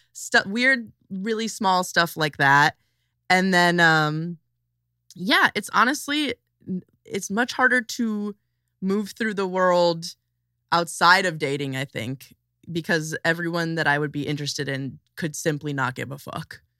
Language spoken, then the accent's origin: English; Chicago suburbs, Illinois, United States; also born or lived in South Side, Chicago; I'm from, like, twenty to forty minutes outside of, uh, Chicago, like, a suburb of Chicago, but then I ran away to the south side when I was, like, sixteen